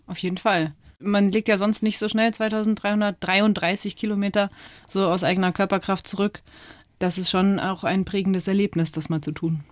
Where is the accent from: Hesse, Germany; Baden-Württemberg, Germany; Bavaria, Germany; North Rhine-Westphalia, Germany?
Bavaria, Germany; Chiemgau, Bavarian Alps, Germany; also born or lived in United States; Aufgewachsen bin ich in den Bayerischen Alpen